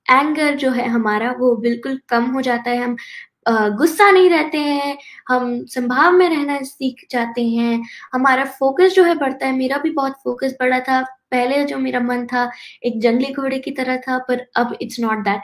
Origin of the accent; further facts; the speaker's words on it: Texas, United States; I am 11 years old और मैं Texas USA से हूँ